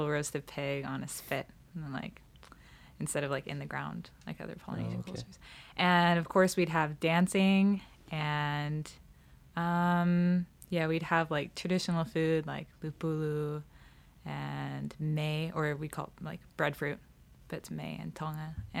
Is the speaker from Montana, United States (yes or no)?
yes; Montana, United States; also born or lived in Nevada / California; I am from Nevada, but we grew up Montana, California area.